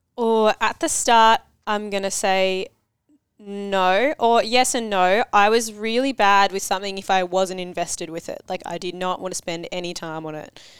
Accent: Cranbourne, Victoria, Australia; I grew up in Cranbourne

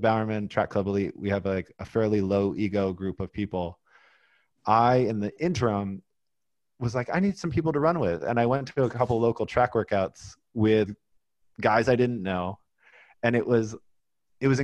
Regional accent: Oregon, United States; I grew up in Oregon in the 80s.

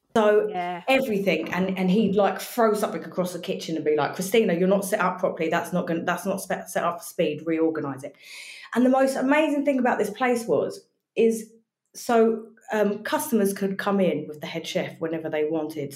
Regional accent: Brighton, South East England, United Kingdom; now in Essex, United Kingdom; I'm actually from Brighton.

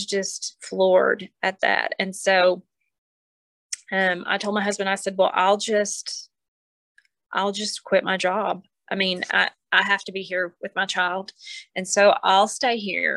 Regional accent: Pauls Valley, Oklahoma, United States; We're from Paul's Valley

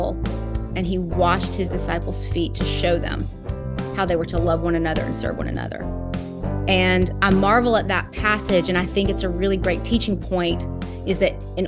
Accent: Knoxville, Tennessee, United States; also born or lived in Chattanooga, Tennessee; I am from South Knoxville, Tennessee. That's where I was born and mostly raised, both Knoxville and Chattanooga.

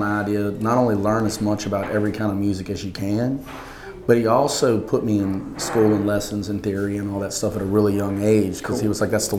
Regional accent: Baker, Louisiana, United States; I grew up in Baker, Louisiana

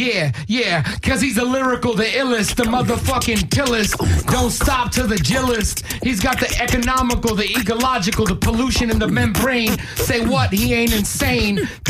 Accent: New York, United States; now in Los Angeles, United States; How do you know I come from New York, bro?

